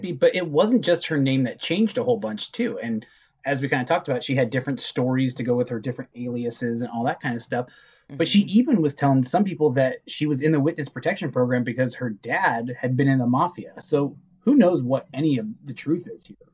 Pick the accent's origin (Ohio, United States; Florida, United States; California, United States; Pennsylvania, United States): California, United States; Southern; we're from Southern California